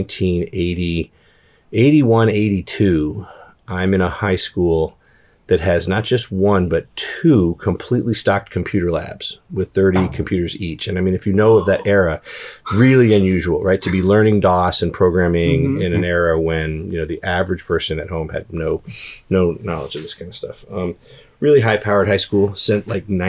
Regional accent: Prince George's County, Maryland, United States; I was raised in Prince George's County, Maryland

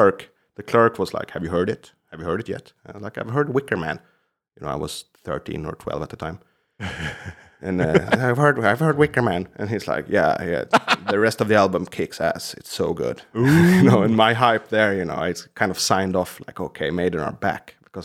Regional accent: Stockholm County, Sweden; I'm from Krans kommun, as we say, which is like a, let's say, small cities or communes that surround Stockholm.

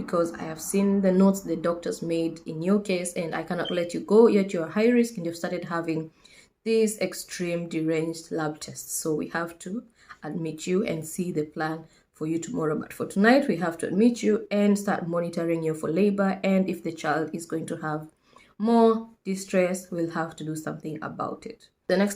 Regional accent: Kenya; moved away as an adult; now in United Kingdom; I am a Kenyan nurse currently based in the UK

